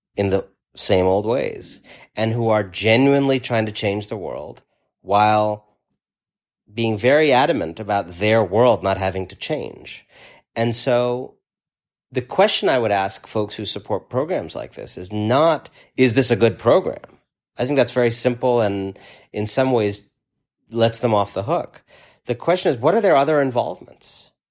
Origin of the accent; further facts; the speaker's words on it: New York, United States; as a New Yorker